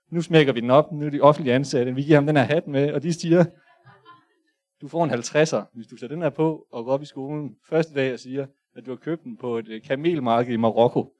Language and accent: Danish; Hadsten, Central Denmark Region, Denmark; born there; jeg er født i Hasten, 8370. Øh, I det nok det mest sikre hus i hele Danmark. I hvert fald i Østjylland.